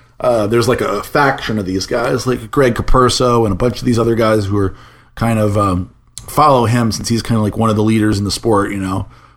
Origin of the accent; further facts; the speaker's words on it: New Orleans, Louisiana, United States; I'm from New Orleans